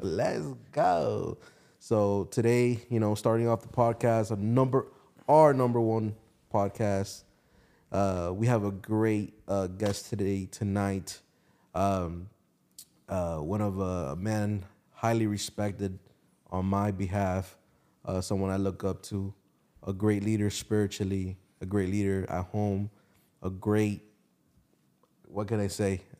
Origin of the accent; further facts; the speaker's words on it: Hialeah, Florida, United States; moved away as an adult; now in Atlanta, United States; I was born, yeah, Hialeah Hospital